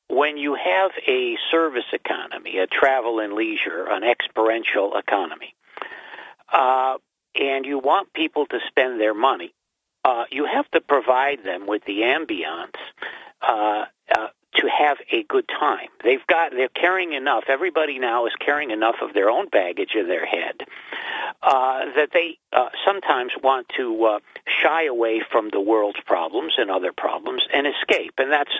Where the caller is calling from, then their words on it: Binghamton, New York, United States; I'm …, and I'm in Binghamton, but I'm facing west.